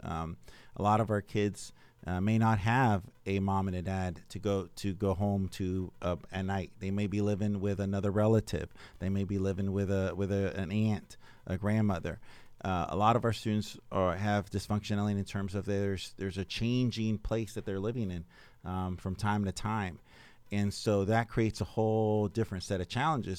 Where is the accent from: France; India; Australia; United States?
United States; Arcadia, Florida; moved away; also born or lived in Henry County; I grew up in Arcadia, Florida